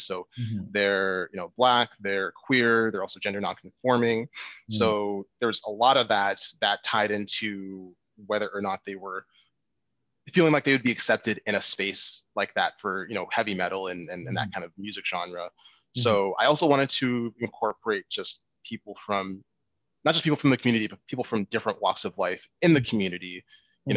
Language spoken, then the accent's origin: English; Winnipeg, Manitoba, Canada; born and raised here in Winnipeg um, to Nigerian uh, parents